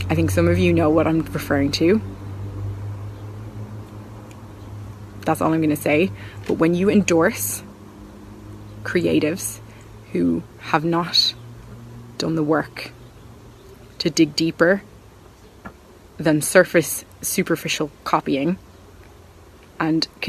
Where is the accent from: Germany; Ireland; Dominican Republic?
Ireland; as Irish people